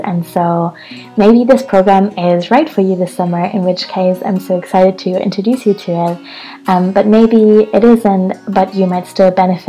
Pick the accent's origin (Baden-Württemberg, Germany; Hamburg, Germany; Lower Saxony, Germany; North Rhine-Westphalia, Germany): Hamburg, Germany; I'm still in Hamburg, my hometown